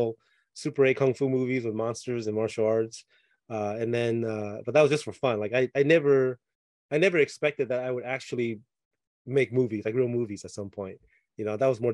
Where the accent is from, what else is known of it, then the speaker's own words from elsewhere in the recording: Taiwan; moved away; I grew up in Taiwan as a kid